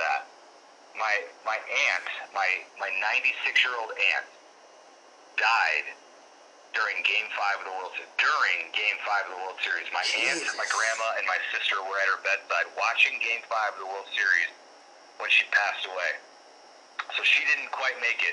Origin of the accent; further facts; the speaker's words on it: Chicago, Illinois, United States; I grew up in around Chicago.